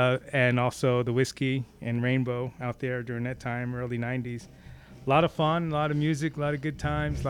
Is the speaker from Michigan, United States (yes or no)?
no; New York, United States; moved away; also born or lived in Los Angeles; Kid from New York, right outside the city.